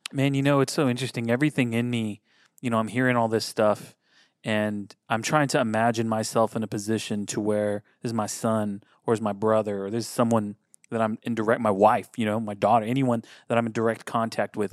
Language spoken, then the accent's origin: English; United States; our brains being American